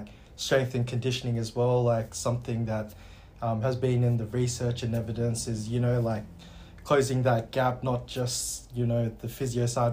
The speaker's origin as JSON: {"language": "English", "town": "Wollongong", "region": "New South Wales", "country": "Australia", "tie": "born or raised there", "also_born_or_lived": "Sydney, Australia / South Korea (ancestry)", "moved": "as an adult", "lives_now": "Kalgoorlie, Australia", "said": "I grew up in Wollongong initially."}